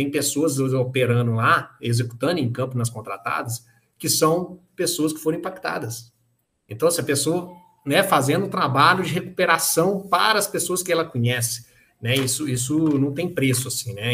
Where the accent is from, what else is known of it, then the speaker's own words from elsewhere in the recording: Mariana, Minas Gerais, Brazil; also born or lived in Manaus; Eu sou de Mariana, a família da minha, da minha mãe é de Mariana